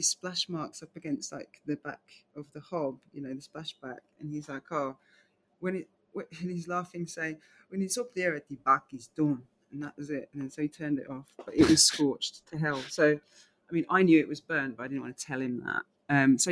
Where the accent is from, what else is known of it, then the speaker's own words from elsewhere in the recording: London, United Kingdom; also born or lived in New York; growing up in Southeast London in England